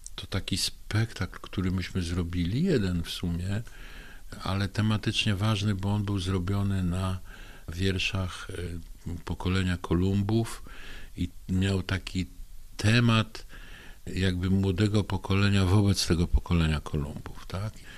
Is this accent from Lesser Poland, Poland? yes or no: no; Bystrzyca Kłodzka, Lower Silesian Voivodeship, Poland; Urodziłem się w Bystrzycy Kłodzkiej w 1956 roku